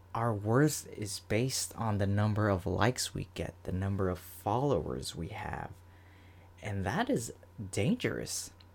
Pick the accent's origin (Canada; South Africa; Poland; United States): United States; Florida; I'm from Florida